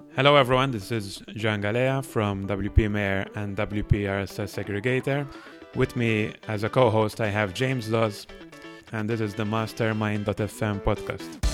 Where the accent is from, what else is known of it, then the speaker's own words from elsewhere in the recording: Malta; moved away as an adult; now in Barcelona, Spain; built an agency in my home country, which is Malta